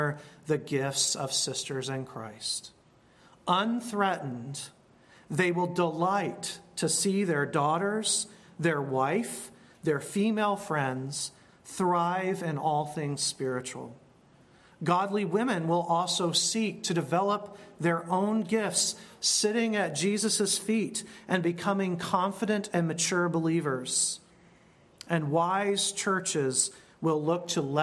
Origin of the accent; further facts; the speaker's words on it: United States; we are American